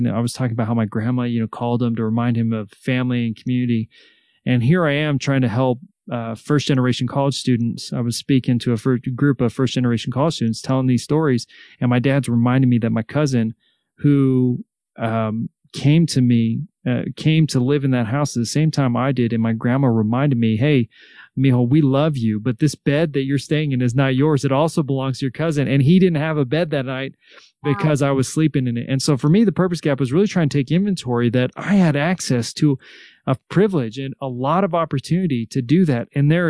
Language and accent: English; Salinas, California, United States; I grew up in Salinas, California